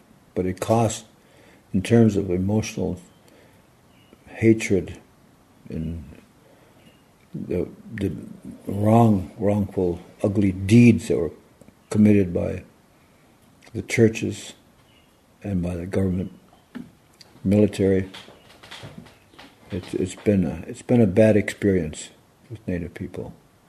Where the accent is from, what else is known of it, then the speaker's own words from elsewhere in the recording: Federal Dam, Minnesota, United States; I was born in Federal Dam.